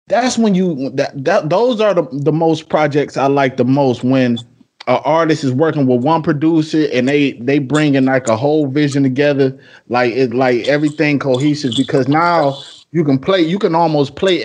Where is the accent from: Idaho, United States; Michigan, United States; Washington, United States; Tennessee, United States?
Michigan, United States; Detroit; moved away as an adult; now in Beaufort, United States; I'm normally from the Midwest. I'm from Detroit. I just moved down here in like August.